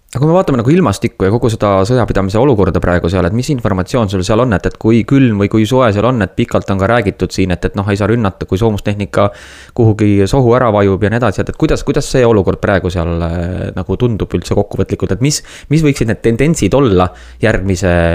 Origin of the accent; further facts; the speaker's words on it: Estonia; oleme ikka eestlased